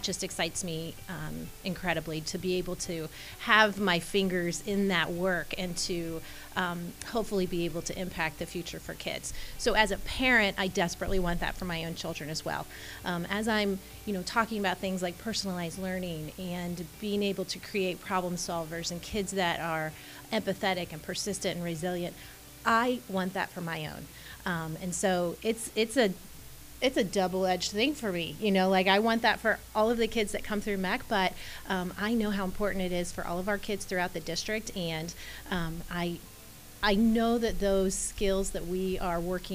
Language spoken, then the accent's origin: English; Mason, United States; growing up in Mason